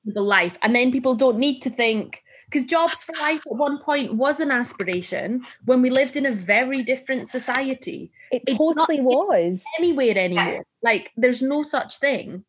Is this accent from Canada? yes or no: no; Gretna, Scotland, United Kingdom; I'm from Gretna